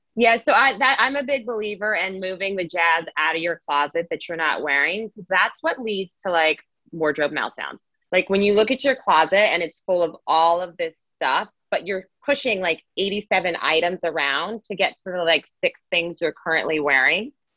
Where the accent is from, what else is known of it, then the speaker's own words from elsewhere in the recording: Las Vegas, Nevada, United States; I was born and raised in Las Vegas, Nevada.